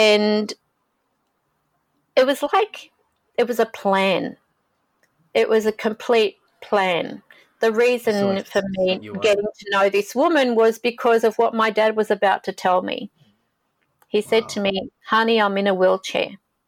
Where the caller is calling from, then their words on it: Sydney, New South Wales, Australia; I'm calling from Sydney, Australia.